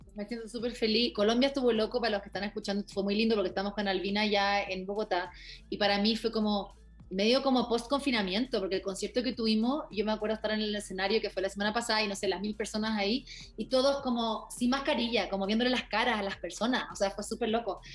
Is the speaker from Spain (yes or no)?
no; Chile